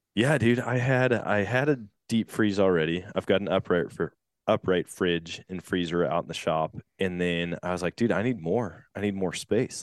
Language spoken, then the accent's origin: English; Eau Claire, Wisconsin, United States; moved away; my hometown of Eau Claire